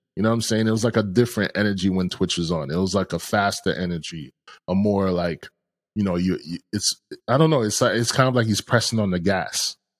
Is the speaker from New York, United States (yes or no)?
yes; New York, United States; growing up in New York